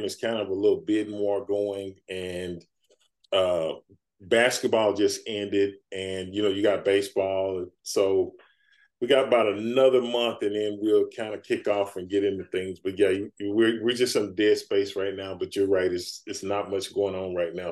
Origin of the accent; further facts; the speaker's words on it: Dallas, Texas, United States; as a kid, um, growing up in Dallas